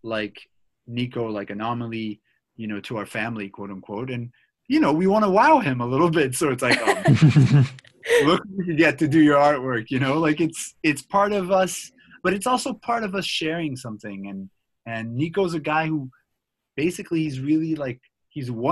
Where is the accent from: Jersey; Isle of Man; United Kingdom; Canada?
Canada; Montreal, Quebec; we grew up in Montreal.